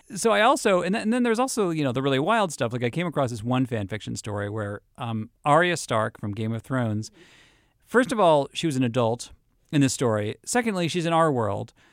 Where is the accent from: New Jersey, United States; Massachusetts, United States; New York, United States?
Massachusetts, United States; Boston; I'm from Boston.